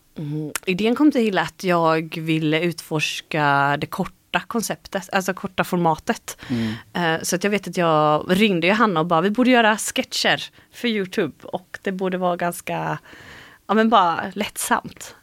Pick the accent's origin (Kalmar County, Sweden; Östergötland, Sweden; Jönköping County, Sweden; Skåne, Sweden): Jönköping County, Sweden; Habo; now in Gothenburg, Sweden; Jag är uppvuxen i Habo heter det.